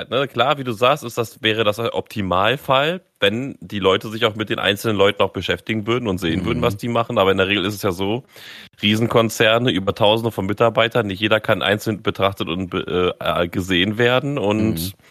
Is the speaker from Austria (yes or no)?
no; Germany; ich bin Deutscher ich und ich sage, es sind so.